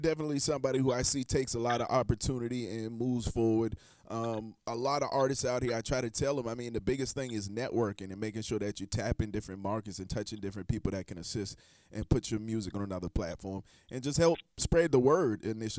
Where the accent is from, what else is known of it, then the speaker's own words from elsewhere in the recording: Charleston, South Carolina, United States; And I'm from Charleston.